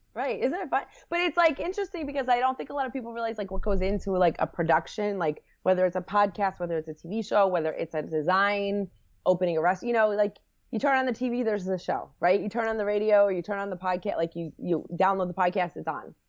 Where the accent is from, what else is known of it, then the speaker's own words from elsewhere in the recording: New Jersey, United States; also born or lived in Washington, D.C.; I'm from, I grew up in Jersey, a Jersey girl